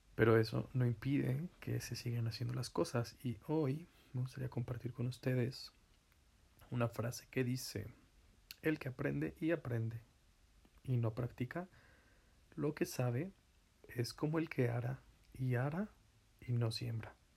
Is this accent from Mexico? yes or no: yes; Zacatlán, Puebla, Mexico; aquí en donde me encuentro, mi tierra natal, Zacatlán de las Manzanas